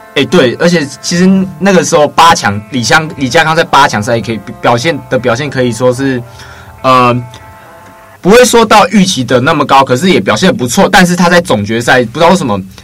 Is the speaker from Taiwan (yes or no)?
yes; Miaoli County, Taiwan; 就在苗栗巨蛋体育馆，我的家乡，我的hometown